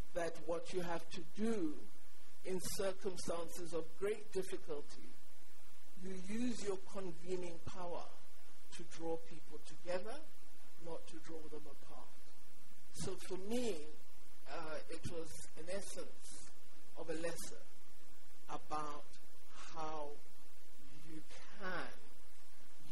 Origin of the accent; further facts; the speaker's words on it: Cape Town, Western Cape, South Africa; I lived in Cape Town. I come from Cape Town